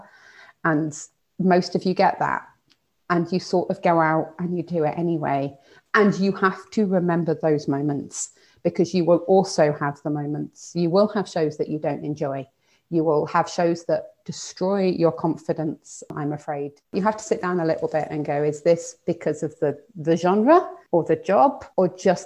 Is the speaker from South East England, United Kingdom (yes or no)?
yes; Oxford, South East England, United Kingdom; moved away as an adult; also born or lived in Edinburgh / York; I grew up in Oxford